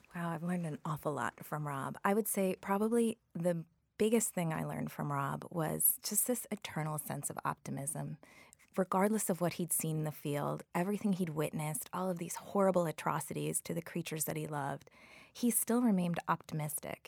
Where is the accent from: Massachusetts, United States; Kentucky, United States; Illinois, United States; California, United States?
Illinois, United States; Chicago; moved away; also born or lived in New York; I grew up in Chicago